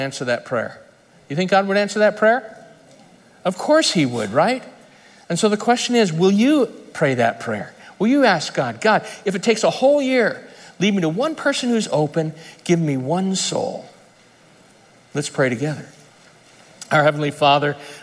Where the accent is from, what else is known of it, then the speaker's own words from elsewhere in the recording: United States; I grew up in Lake Tahoe